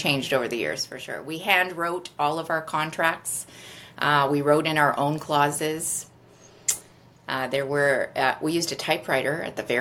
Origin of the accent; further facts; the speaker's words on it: Toronto, Ontario, Canada; also born or lived in Vancouver Island; now in Vancouver, Canada; I'm originally from Toronto, and I started selling real estate actually on Vancouver Island